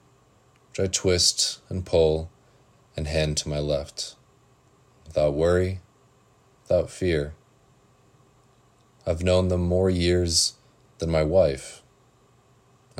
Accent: Salem, Oregon, United States; I'm from Salem, Oregon

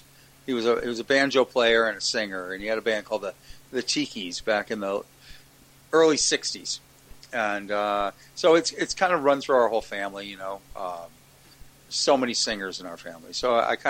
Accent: Western Massachusetts, United States; I'm from Western Massachusetts.

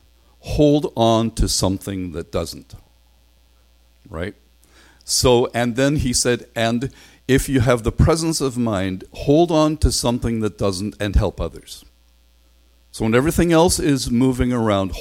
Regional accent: Northern Ireland, United Kingdom; now in Canada; I'm from Northern Ireland

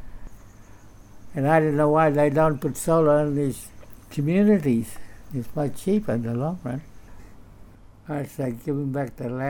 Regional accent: Broome, Western Australia, Australia; I'm a Wamanyari from Broome, the original owner, traditional owner of Broome. I was born in Broome, a place called Walcott Street

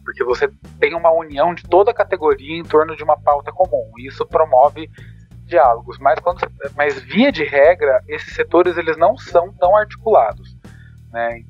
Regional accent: Campinas, São Paulo, Brazil; eu sou de Campinas

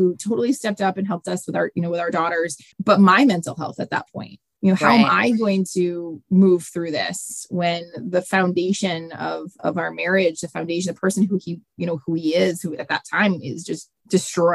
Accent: Central Massachusetts, United States; I grew up in Central Mass

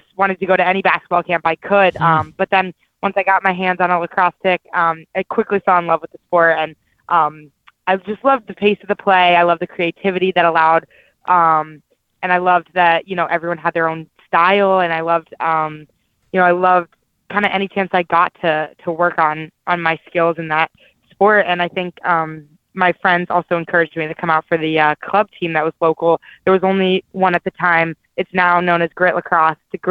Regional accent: Dallas, Texas, United States; moved away; I grew up in Dallas

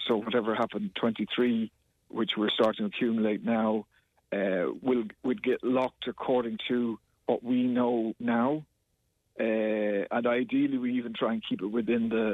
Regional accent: Kerry, Munster, Ireland

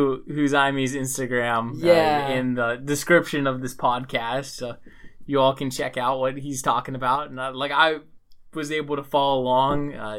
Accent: United States; first language English; But I grew up speaking English. I am from the United States

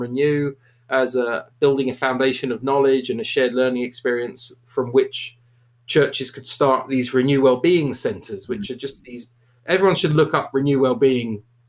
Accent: Canada; I'm a Brit, but I'm from Canada, which is a bit confusing for people.

